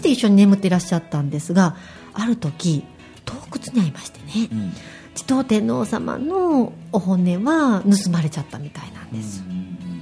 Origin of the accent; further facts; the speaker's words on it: Shiga, Japan; 実家滋賀県のですね、うん、あのー、中学校の周りにはいくつか古墳ありましたね